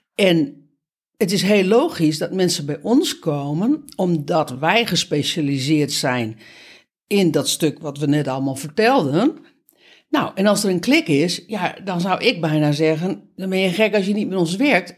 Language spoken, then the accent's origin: Dutch; Netherlands; voor ons als Nederlander